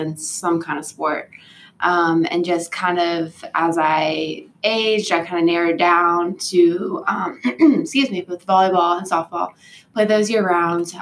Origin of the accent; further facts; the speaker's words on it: Fayetteville, North Carolina, United States; moved away; I'm originally from Fayetteville, which is right where Fort Bragg is.